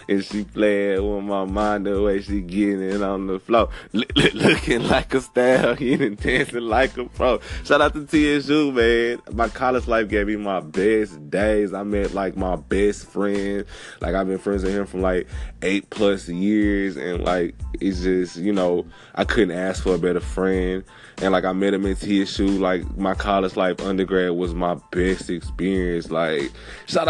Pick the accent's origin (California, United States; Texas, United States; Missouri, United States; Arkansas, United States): Texas, United States; I was born and raised in Texas